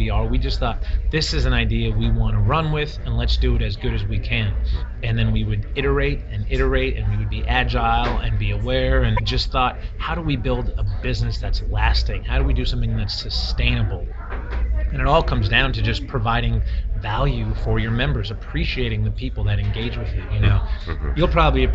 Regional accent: Calabasas, California, United States; also born or lived in Massachusetts; I was born and raised in San Fernando Valley in a town called Calabasas

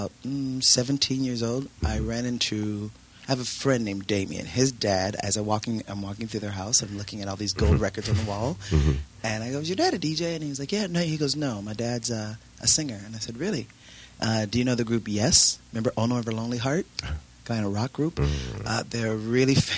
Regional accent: Los Angeles, California, United States; also born or lived in Houston / New York; Born and raised in Los Angeles, California

